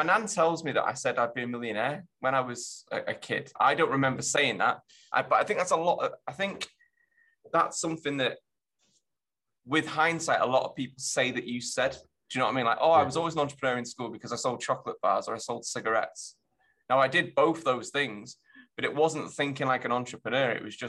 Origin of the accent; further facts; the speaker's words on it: Germany; born there; I've lived all over, actually. So I was born in Germany. My dad's in the army. So I used to move around when I was younger quite a lot.